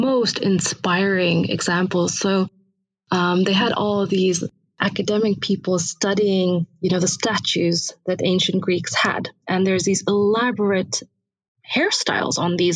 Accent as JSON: {"language": "English", "country": "India", "tie": "born or raised there", "said": "I was born in India, raised there"}